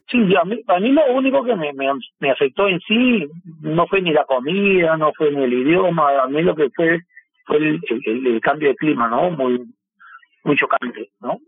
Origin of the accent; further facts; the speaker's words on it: Peru; moved away as an adult; also born or lived in Lima; now in Moscow, Russia; vine solo del Perú